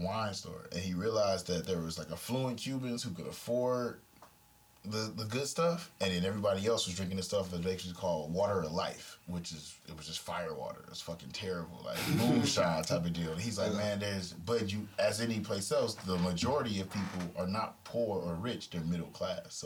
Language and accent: English; Detroit, Michigan, United States; I'm from Detroit